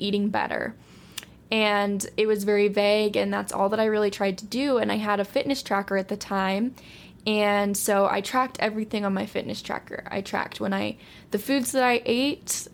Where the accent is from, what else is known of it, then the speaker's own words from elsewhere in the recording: Utah, United States; I'm from Utah, still living here